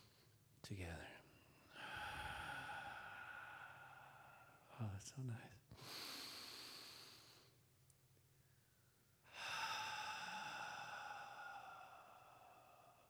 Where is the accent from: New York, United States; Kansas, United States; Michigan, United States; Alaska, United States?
Alaska, United States; I grew up with willows in Alaska, too